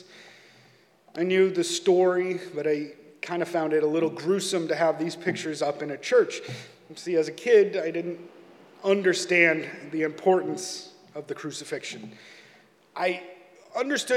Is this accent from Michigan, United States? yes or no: no; Chicago, Illinois, United States; Growing up in Chicago, there's a large Catholic population